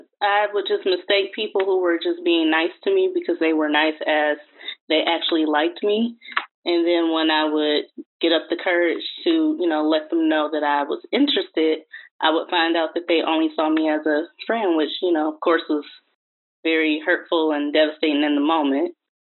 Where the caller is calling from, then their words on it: Detroit, Michigan, United States; I'm calling from Detroit.